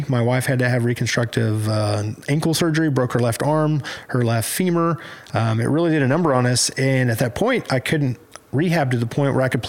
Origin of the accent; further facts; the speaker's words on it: Stroud, Oklahoma, United States; also born or lived in Shawnee, Oklahoma / Velma, Oklahoma; Yeah, I was born in a little town in eastern Oklahoma, Shawnee. I didn't live there. We were living in Stroud at the time. My granddad owned a restaurant there. My dad worked in the oil field.